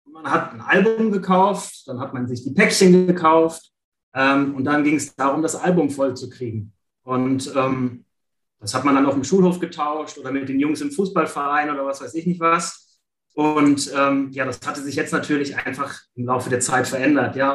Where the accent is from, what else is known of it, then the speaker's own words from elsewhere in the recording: Düsseldorf, North Rhine-Westphalia, Germany; da muss ich mich ein bisschen outen, Bayern-Fan geworden bin, mhm. ja, als Düsseldorfer.